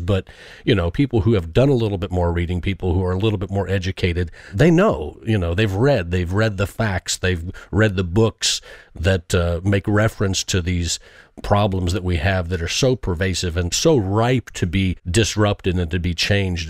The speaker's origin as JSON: {"language": "English", "country": "United States", "said": "I am an American"}